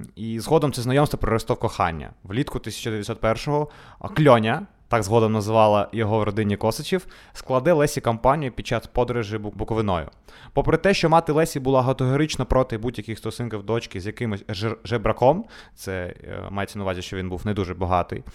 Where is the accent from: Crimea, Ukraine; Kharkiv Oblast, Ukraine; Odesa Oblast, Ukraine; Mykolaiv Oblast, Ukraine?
Odesa Oblast, Ukraine; Odesa; Ukrainian is a second language; Ми народилися в Одесі, вчилися у російськомовних школах